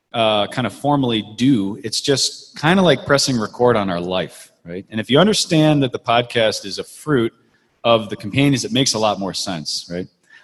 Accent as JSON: {"language": "English", "town": "Chicago", "region": "Illinois", "country": "United States", "said": "I'm also from Chicago as well."}